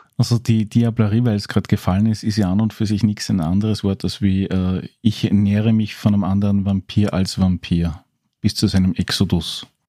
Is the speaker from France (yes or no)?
no; Austria; als Österreicher mit ein bisschen Background